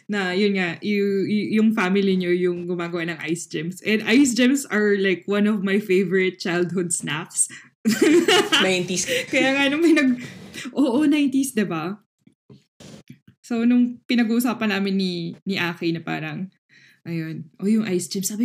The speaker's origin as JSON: {"language": "Tagalog", "town": "Pasig", "region": "Metro Manila", "country": "Philippines", "lives_now": "Mandaluyong, Philippines", "said": "Uh, originally from Pasig."}